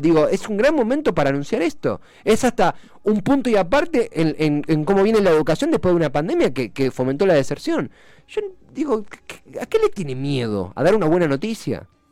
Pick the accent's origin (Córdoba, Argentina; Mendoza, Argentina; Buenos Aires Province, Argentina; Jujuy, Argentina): Buenos Aires Province, Argentina; somos bonaerenses